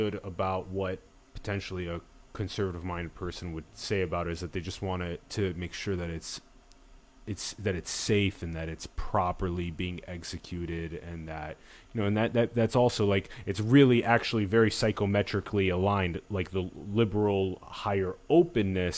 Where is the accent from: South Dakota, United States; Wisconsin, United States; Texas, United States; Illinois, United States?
South Dakota, United States; I'm from South Dakota